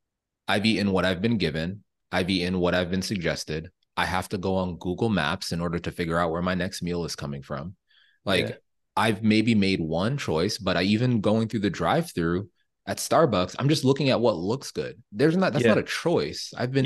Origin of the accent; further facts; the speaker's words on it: Jamaica; I'm Jamaican